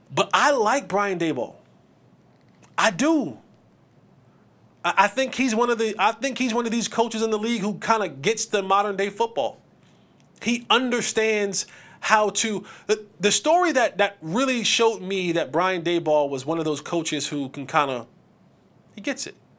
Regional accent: Roselle, New Jersey, United States; It's actually New Jersey. My hometown. Shout out to Jersey. What's up, Jersey? Roselle

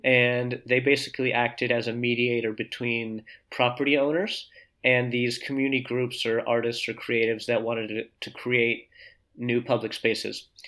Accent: New Jersey, United States; moved away as an adult; also born or lived in Boulder, Colorado / Saint-Étienne, France; now in France; I grew up in New Jersey, about half an hour from New York, really in the suburbs of New York

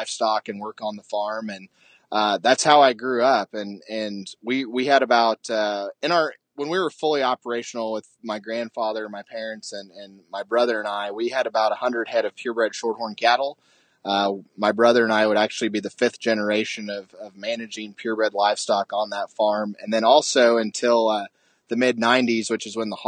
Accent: Illinois, United States; moved away; I actually grew up in Illinois

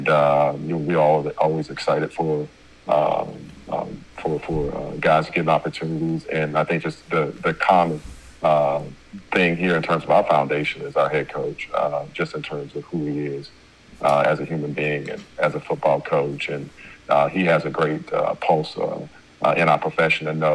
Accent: Chicago, Illinois, United States; now in Ypsilanti, United States; I'm from Chicago originally

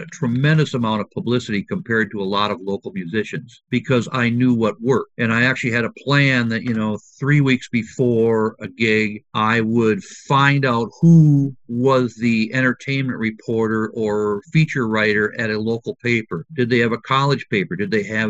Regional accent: Wisconsin, United States; growing up in Wisconsin

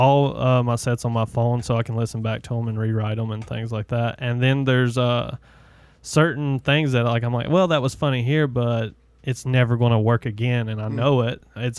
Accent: the South, United States; accent: southern; my southern accent

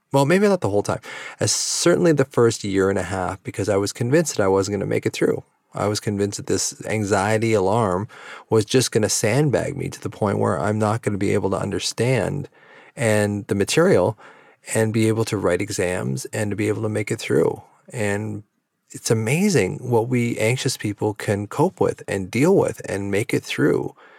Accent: Victoria, British Columbia, Canada; also born or lived in Vancouver; my hometown of Victoria that I live in now

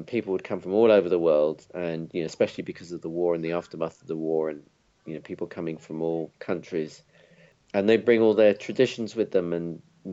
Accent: London, United Kingdom; I was born in London and, you know, basically grew up here.

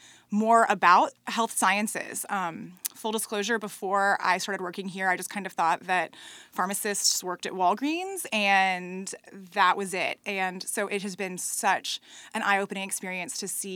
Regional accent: Raleigh, North Carolina, United States; I grew up in Raleigh

